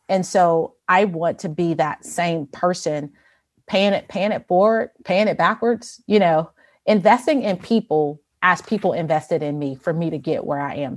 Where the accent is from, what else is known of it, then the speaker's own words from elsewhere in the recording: Chicago, Illinois, United States; I grew up in Chicago